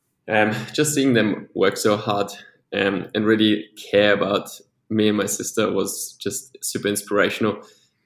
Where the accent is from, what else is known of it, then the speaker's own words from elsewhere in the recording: Vienna, Austria; first language Polish; English is a second language; moved away as an adult; also born or lived in Sydney / Newcastle; now in Melbourne, Australia; I grew up in Vienna